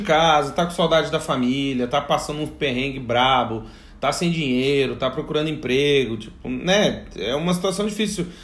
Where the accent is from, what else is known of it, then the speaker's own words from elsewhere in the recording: Brazil; moved away as an adult; now in Portugal; sendo brasileiro